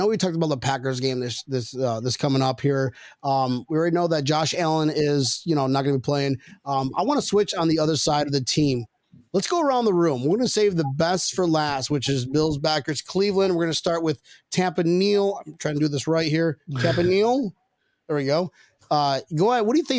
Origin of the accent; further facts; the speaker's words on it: Philippines; I'm Filipino, so I'm 5'6" on a ladder.